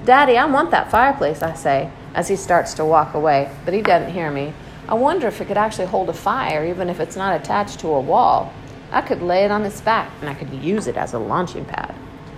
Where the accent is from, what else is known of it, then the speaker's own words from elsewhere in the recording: Bronx, New York, United States; Even though I'm from the Bronx, I gotta rap rhymes about Harlem now. In the Bronx, the fire troopers were like stormtroopers because of all the burning buildings.